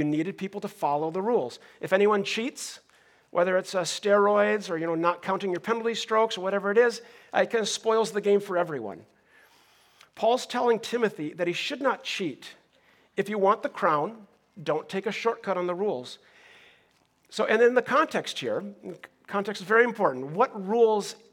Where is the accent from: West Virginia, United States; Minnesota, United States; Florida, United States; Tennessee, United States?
Minnesota, United States; now in Southern California, United States; I grew up in Minnesota